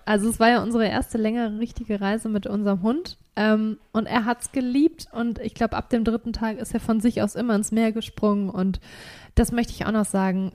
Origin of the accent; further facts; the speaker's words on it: Germany; bei uns in Deutschland